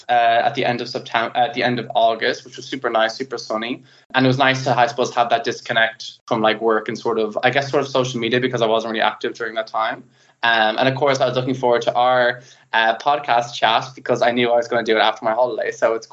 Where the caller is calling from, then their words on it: Netherlands; English is a second language; I always feel like my accent's very hard for people to know when I speak in English. I am located in the Netherlands in Northern Europe.